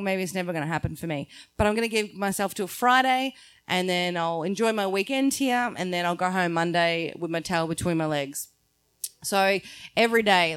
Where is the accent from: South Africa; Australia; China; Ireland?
Australia; I'm very Australian